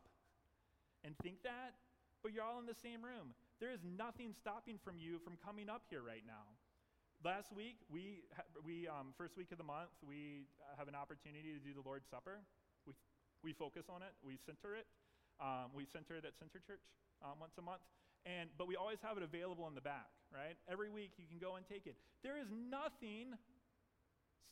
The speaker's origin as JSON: {"language": "English", "region": "the South", "country": "United States", "said": "I'm from the South"}